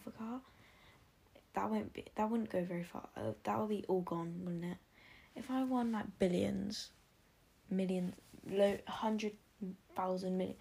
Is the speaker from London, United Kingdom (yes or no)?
no; Oxfordshire, South East England, United Kingdom; I'm from Oxfordshire in the UK